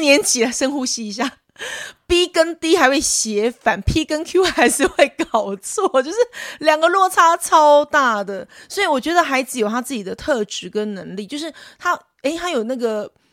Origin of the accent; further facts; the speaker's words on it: Taiwan; first language Taiwanese Hokkien; Chinese is a second language; 像我是真的是一个全台语的环境，我连幼儿园大家都讲台语耶